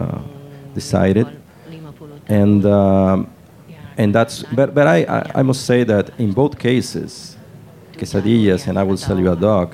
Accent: Lagos de Moreno, Jalisco, Mexico; in a small village called Lagos de Moreno, which coincidentally too, it's my hometown.

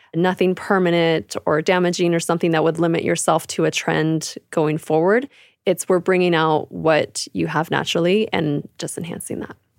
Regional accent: California, United States; also born or lived in Arizona; now in Calgary, Canada; I'm originally from California. I was raised there, actually, on a cute little strawberry patch

